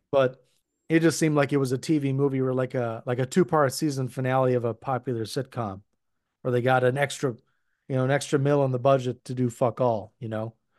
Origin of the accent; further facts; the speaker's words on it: Minnesota, United States; we definitely have white trash in Minnesota, but it's not something that we're known for